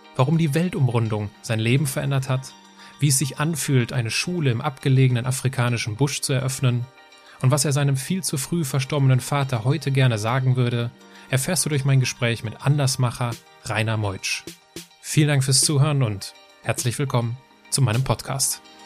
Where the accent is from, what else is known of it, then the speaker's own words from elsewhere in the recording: Altenkirchen, Rhineland-Palatinate, Germany; moved away; also born or lived in Hachenburg; nebenan von Altenkirchen, wo ich aufgewachsen bin.